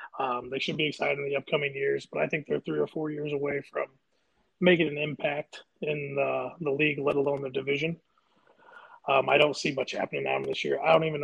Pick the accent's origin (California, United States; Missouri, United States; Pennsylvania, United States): Missouri, United States; St. Louis; born there; also born or lived in Indiana; Well, being that I was born in St. Louis and born into a baseball and hockey family, it was kind of bred into me to be a Cardinals and a Blues fan. So I'm diehard Cardinals, diehard Blues. I spent the last 30 years in Indiana